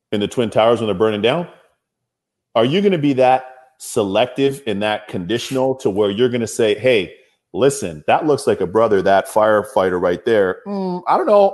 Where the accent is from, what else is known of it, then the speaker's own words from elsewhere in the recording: Toronto, Ontario, Canada; My hometown of Toronto